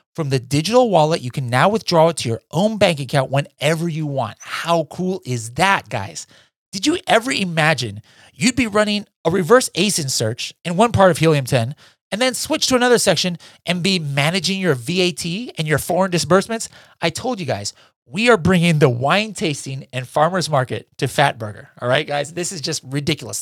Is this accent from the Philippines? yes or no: yes; Philippines; being Filipino